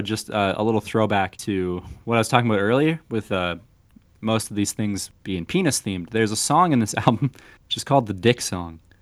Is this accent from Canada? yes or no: yes; Canada; We're Canadian